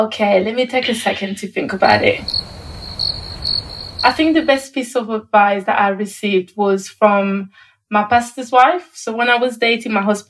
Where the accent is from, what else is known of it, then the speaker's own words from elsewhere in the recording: Paris, Île-de-France, France; moved away; I was born in Paris